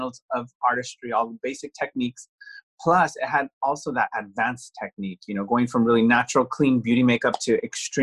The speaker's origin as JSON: {"language": "English", "town": "Santa Fe", "region": "New Mexico", "country": "United States", "said": "I'm from a very small town. I'm from Santa Fe, New Mexico"}